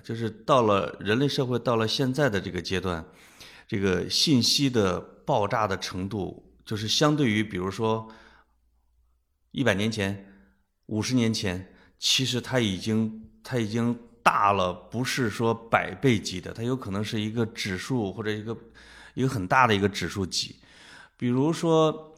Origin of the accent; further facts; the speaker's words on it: Henan, China; 可能你读的那个大师是我们河南人啊，我们有有想象力